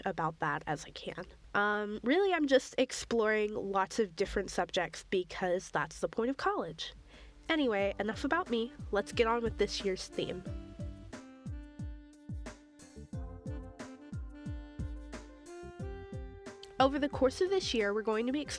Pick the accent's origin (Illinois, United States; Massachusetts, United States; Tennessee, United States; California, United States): Tennessee, United States; Knoxville; moved away as an adult; now in Evanston, United States; I'm from Knoxville, Tennessee